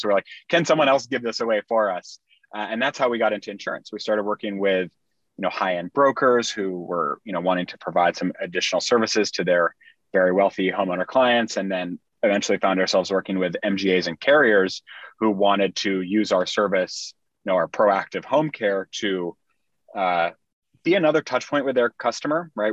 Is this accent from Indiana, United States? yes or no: yes; Indiana, United States; moved away as an adult; also born or lived in Bay Area, California; I grew up in Indiana, um, small town Indiana